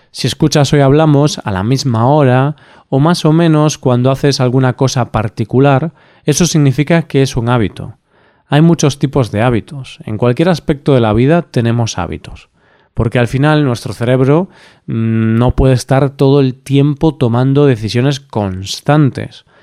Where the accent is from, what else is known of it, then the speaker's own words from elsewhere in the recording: Spain; Siendo español, para mí estas son duras palabras pero en su momento decidí hacer de tripas corazón y dejar de echar la siesta.